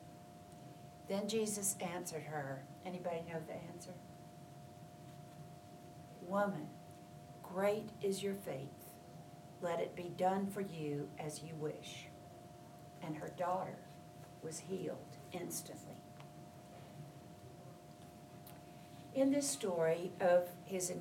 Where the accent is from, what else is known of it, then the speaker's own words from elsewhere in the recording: Charleston, South Carolina, United States; moved away; my hometown of Charleston, South Carolina